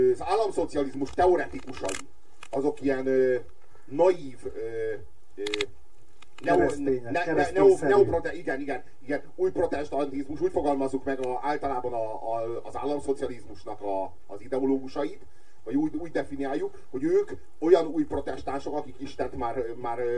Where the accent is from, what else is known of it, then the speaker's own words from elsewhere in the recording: Hungary; Magyar vagyok, nem turista.